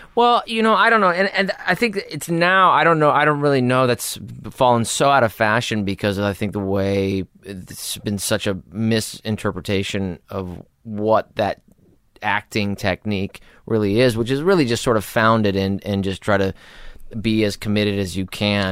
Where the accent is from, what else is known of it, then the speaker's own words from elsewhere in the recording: Los Angeles, California, United States; I was born in Hollywood, raised in North Hollywood